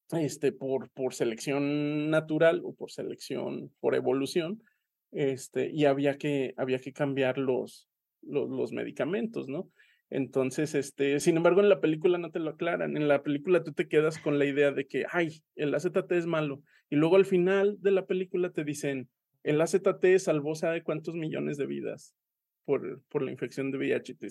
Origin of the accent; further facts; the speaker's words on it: Aguascalientes, Mexico; pero yo soy de Aguascalientes y en Aguascalientes somos muy persinados.